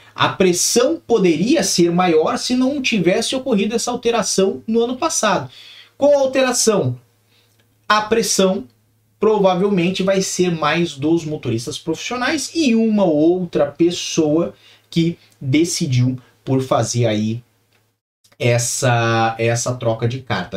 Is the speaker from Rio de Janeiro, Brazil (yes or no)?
no; Curitiba, Paraná, Brazil; moved away; Nasci em Curitiba, vivi muito tempo em Curitiba, tenho familiares em Colombo